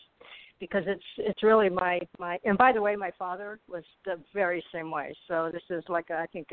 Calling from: Arizona, United States; The heat of Arizona.

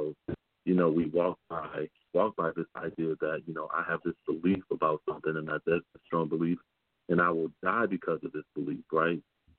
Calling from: Michigan, United States; I know that for me, I'm calling in from Michigan

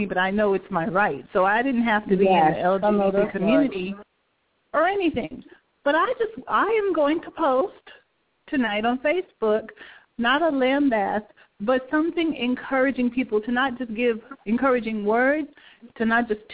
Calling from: Atlanta, Georgia, United States; I'm calling from Atlanta

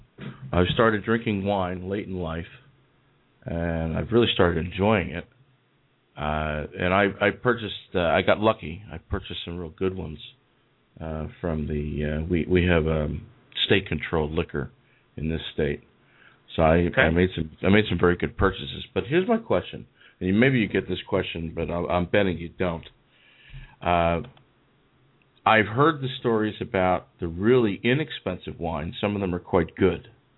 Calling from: eastern United States, East Coast, United States; I'm calling from the eastern part of the United States.

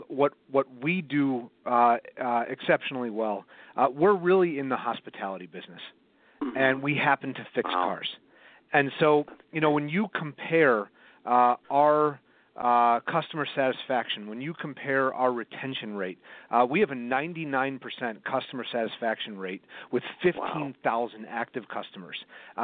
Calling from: Evanston, Illinois, United States; I'm calling from Evanston, Illinois. It's right outside of Chicago.

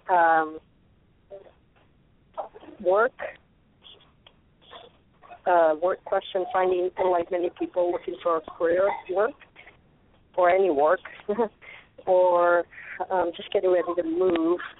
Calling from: Arizona, United States

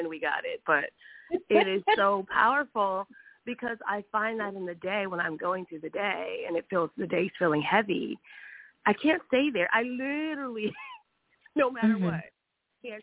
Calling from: New Orleans, Louisiana, United States; also born or lived in California; I'm calling now from New Orleans.

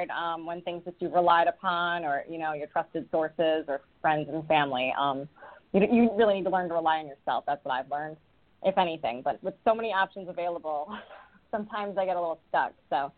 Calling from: Rhode Island, United States; I'm calling from Rhode Island.

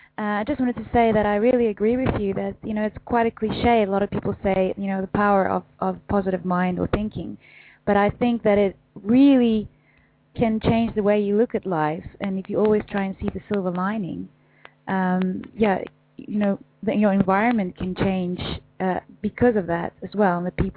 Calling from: Netherlands; I'm calling from the Netherlands.

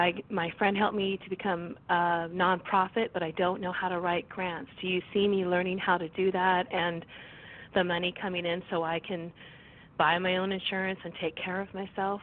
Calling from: California, United States; I'm calling from California

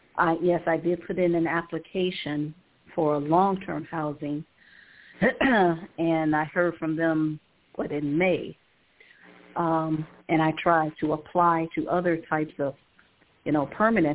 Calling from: Cleveland, Ohio, United States; Calling from Cleveland, Ohio.

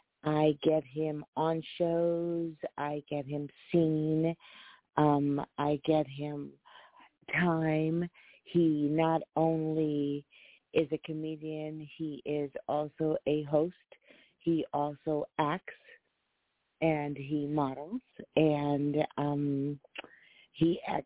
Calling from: Los Angeles, California, United States; I'm calling from Los Angeles, California.

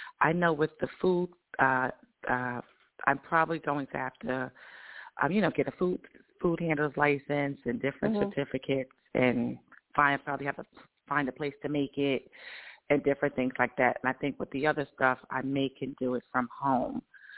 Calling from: Georgia, United States; I'm from Georgia.

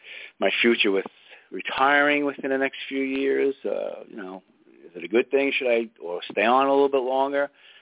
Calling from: New York, United States; from New York.

